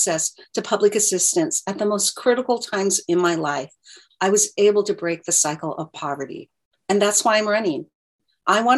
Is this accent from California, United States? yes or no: no; Gresham, Oregon, United States; I grew up in the Rockwood neighborhood of Gresham